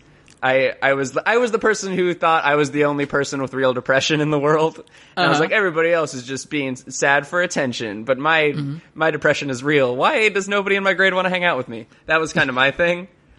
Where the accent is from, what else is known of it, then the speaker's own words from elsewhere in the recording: Ocala, Florida, United States; my hometown of Ocala